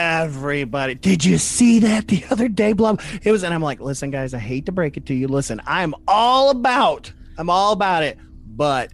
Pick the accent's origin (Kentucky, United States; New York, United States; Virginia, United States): Kentucky, United States; we're from Kentucky